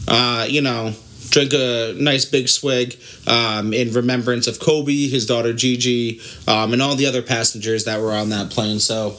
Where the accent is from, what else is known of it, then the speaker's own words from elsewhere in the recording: Ireland; Obviously, I'm Irish.